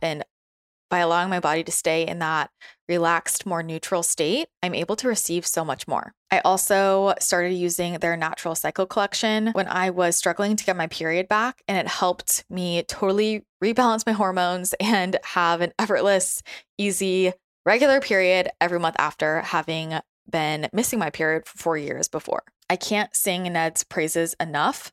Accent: the Bay Area, California, United States; moved away as an adult; also born or lived in San Francisco / Los Angeles; now in San Diego, United States; growing up in the Bay Area and spending a lot of time in San Francisco and then being in LA and like downtown LA and, and then moving to San Diego

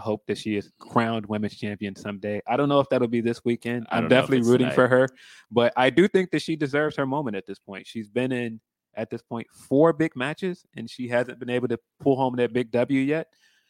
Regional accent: Midwest, United States; I'm from the Midwest

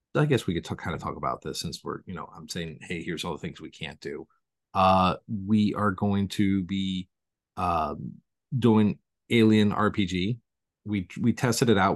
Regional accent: Valparaiso, Indiana, United States; now in Southington, United States; my hometown of Valparaiso is the home of Orville Redenbacher popcorn

